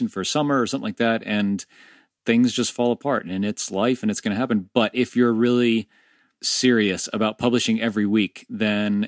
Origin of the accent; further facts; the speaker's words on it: Orlando, Florida, United States; I'm an Orlando native as well. One of the very few people born and bred in Orlando